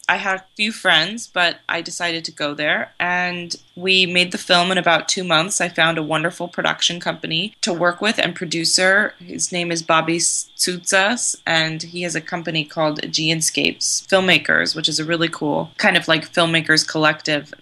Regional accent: California, United States; also born or lived in Koroni, Greece; I was born in California, and my yaya and papu were on my dad's side were from Greece

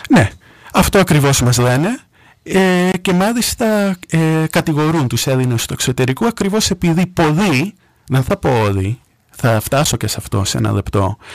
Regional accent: New York, United States; moved away as an adult; now in Greece; Έχω γεννηθεί στη Νέα Υόρκη, εκεί μεγάλωσα.

